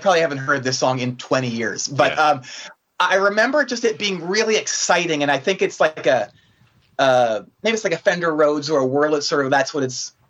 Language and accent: English; 35 miles northwest of Philadelphia, Pennsylvania, United States; I grew up about 35 miles northwest of Philadelphia, but it was very far removed from the city